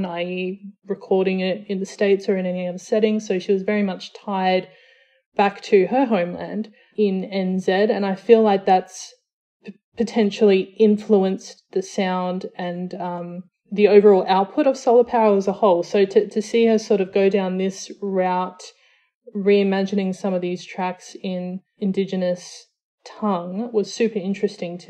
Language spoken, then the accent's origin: English; Australia; So I'm Samoan Australian. So my dad is from Western Samoa. My mum is from South Australia. They met in New Zealand, moved back to Australia where I was born